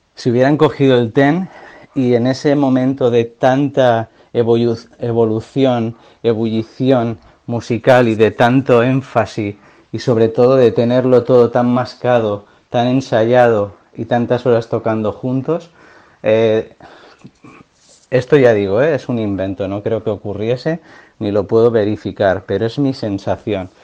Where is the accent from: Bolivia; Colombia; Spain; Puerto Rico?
Spain; a town near the Pyrenees border, Catalonia; mi pueblo, pucharda un pueblo cerca de la frontera de los Pirineos